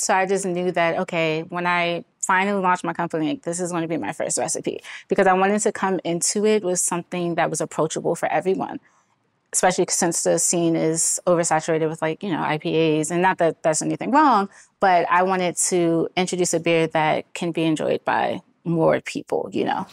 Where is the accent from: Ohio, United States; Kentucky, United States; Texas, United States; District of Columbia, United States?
District of Columbia, United States; Washington; born and raised in Washington, D C